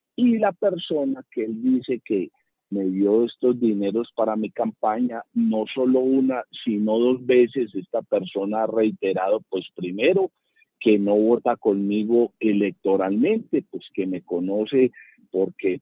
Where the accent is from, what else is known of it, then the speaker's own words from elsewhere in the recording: Bello, Antioquia, Colombia; Bello, mi ciudad